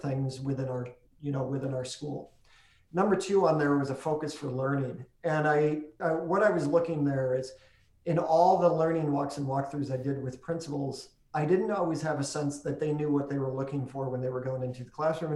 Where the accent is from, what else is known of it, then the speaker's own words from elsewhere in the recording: New York, United States; I come from New York State